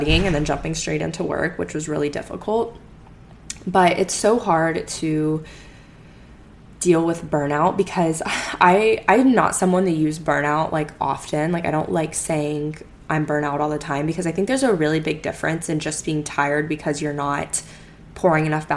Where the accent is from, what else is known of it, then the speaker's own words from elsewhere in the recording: Florida, United States; moved away as an adult; also born or lived in Alabama; now in Houston, United States; I grew up in Florida for the most part, like I grew up not seeing seasons